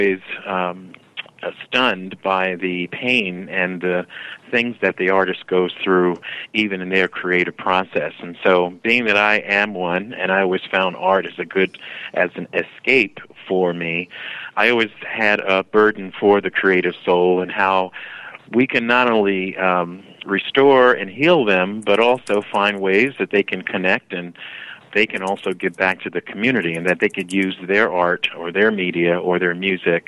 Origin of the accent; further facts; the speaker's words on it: New York City, New York, United States; moved away; I'm originally from New York City